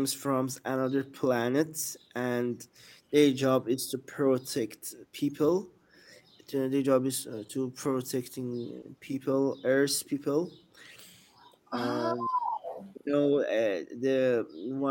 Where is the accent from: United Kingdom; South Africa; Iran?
Iran; I'm from Iran